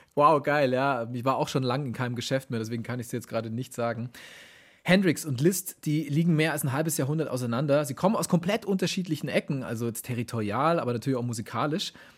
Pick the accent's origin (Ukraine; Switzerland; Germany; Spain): Germany; Augsburg, Bavaria; die Mozart-Quelle aus meiner Heimatstadt Augsburg